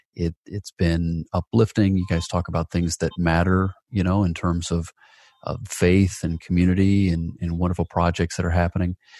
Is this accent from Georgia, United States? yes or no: yes; Atlanta, Georgia, United States; my hometown of, of Atlanta, Georgia